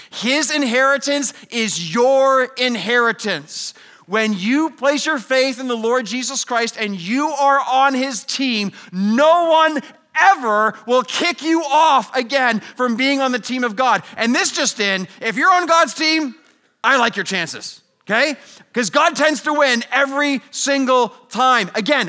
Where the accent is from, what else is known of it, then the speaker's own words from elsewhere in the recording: Canada; We're all Canadian, so I did some hockey jerseys, okay?